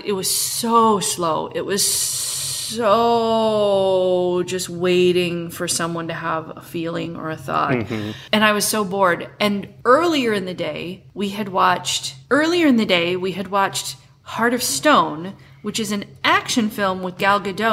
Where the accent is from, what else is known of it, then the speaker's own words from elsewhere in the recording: Midwest, United States; a teenage girl growing up in the Midwest